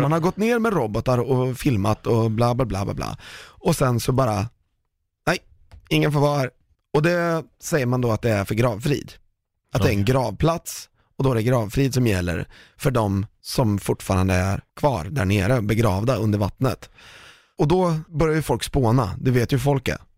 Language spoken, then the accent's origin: Swedish; Sweden; vi är ett ganska litet land